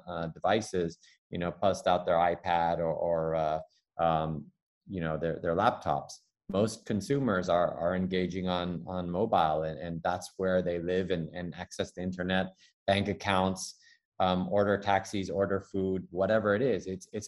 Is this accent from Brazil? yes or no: no; Taipei, Taiwan; when I say, you know, Taipei, and people, no, where are you really from? It's like, well, I'm third generation Chinese born, because my father was born in China, in Tianjin